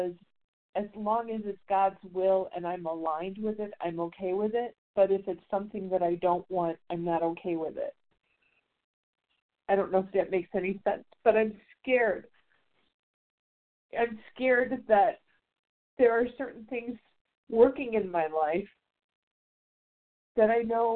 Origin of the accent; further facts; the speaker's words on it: Chicago, Illinois, United States; now in Vonore, Tennessee, United States; back in Chicago, my hometown